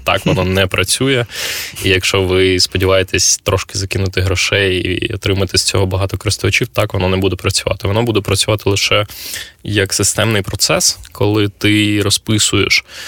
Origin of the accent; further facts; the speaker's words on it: Kyiv, Ukraine; я з Києва